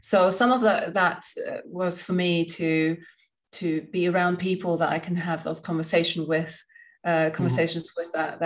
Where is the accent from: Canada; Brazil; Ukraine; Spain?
Spain; moved away; also born or lived in England; I grew up in Spain and I lived in England